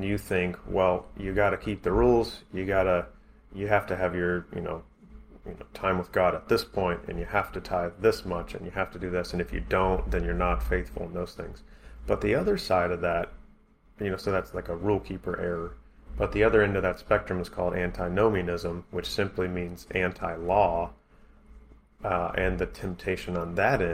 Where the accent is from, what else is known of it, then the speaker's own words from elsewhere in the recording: United States; we grew up in America